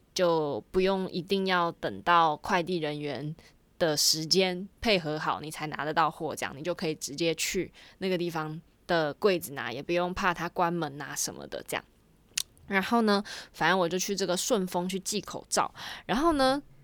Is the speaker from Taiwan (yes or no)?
yes; Taiwan; 身为一个台湾人